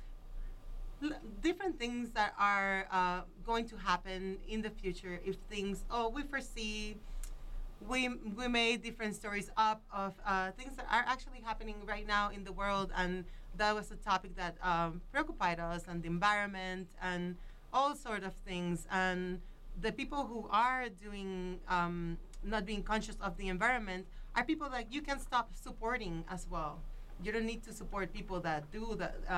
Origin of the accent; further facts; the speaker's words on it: Puerto Rico; now in Boulder, United States; I'm from Puerto Rico